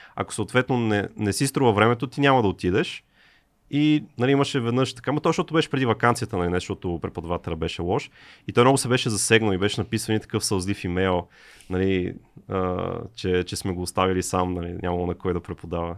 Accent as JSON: {"language": "Bulgarian", "country": "Bulgaria", "tie": "born or raised there", "also_born_or_lived": "England", "said": "средното образование, mm. което получих в България"}